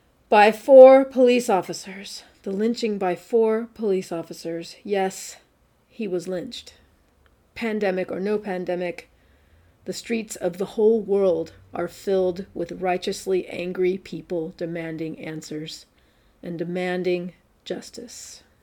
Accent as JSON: {"language": "English", "area": "San Francisco Bay Area", "region": "California", "country": "United States", "tie": "born or raised there", "also_born_or_lived": "Oakland", "said": "I grew up in the San Francisco Bay Area and currently live in the city of Oakland, which exists on the unceded land of the Ohlone people."}